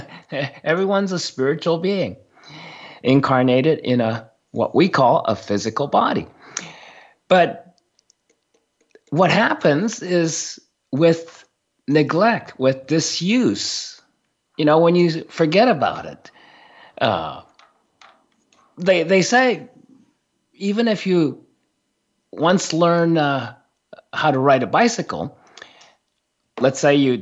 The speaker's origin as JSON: {"language": "English", "country": "Japan", "tie": "born or raised there", "first_language": "Japanese", "second_language": "English", "said": "my first spoken language was Japanese. I grew up in Japan."}